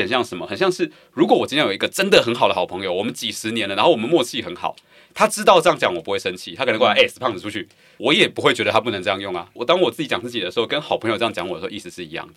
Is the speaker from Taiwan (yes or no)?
yes; Taiwan; 作为一个台湾人